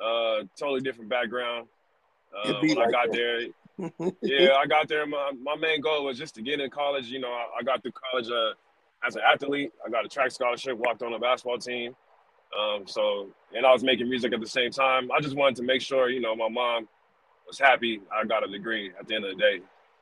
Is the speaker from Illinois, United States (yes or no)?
no; Victorville, California, United States; moved away as an adult; now in Los Angeles, United States; I'm from California, a little bit outside of LA, a city called Victorville. Moved to LA, which is only like an hour away. So I moved to LA about 10 years ago, right after I finished graduating from college